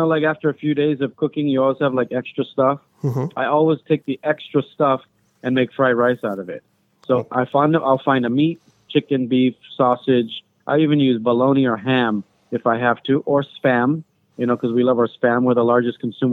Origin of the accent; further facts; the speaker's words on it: Lanai, Hawaii, United States; when we grew up on Lanai, there was no fast food